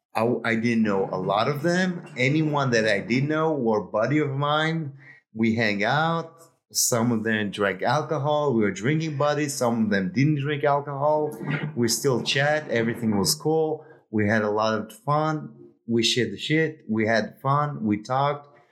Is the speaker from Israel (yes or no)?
yes; Israel; moved away as an adult; I'm from Israel